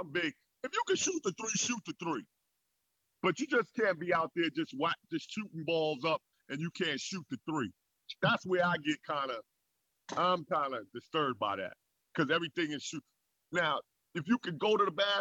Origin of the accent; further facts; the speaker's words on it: New York City, New York, United States; growing up in New York